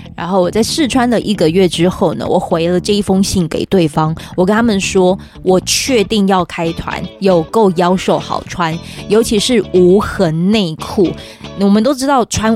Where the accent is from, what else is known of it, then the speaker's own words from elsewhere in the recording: Pingtung County, Taiwan; 屏东，我是屏东人